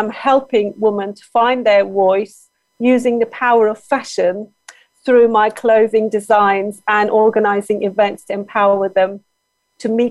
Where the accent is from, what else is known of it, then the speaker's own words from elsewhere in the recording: Turkey; English is a second language; moved away as an adult; now in London, United Kingdom; I am originally from Turkey myself.